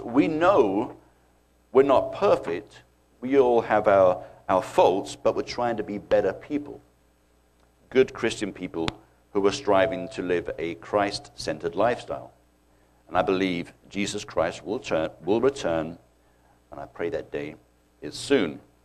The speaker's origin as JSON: {"language": "English", "country": "United Kingdom", "tie": "born or raised there", "moved": "as an adult", "lives_now": "United States", "said": "growing up in the British schools"}